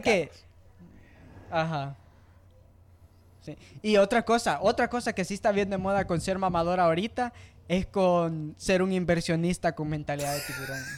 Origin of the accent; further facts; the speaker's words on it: El Salvador; yo sea salvadoreño